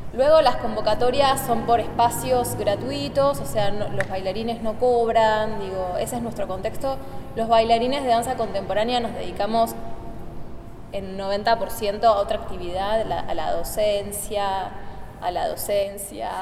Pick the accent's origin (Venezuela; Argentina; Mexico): Argentina; estamos viajando mucho los argentinos